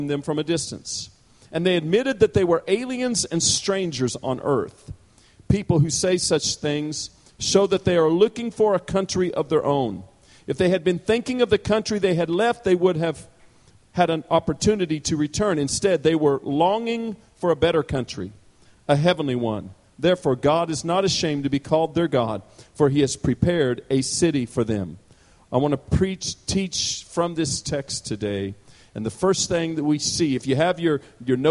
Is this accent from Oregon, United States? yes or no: no; Parsons, Kansas, United States; now in Douglasville, United States; I was born and raised in Parsons, Kansas, southeast Kansas